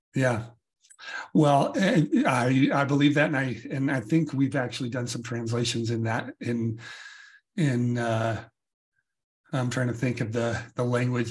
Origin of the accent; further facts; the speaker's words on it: United States; as an American